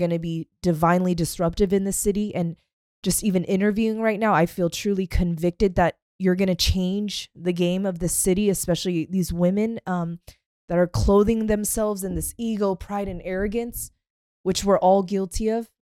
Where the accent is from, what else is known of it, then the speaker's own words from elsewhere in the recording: Pacific Northwest, United States; I grew up in the Pacific Northwest with the trees